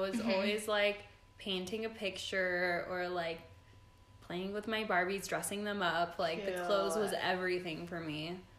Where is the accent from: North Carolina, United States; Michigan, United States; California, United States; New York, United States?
California, United States; Los Angeles; July 25th, 1997. I was born in Woodland Hills, California.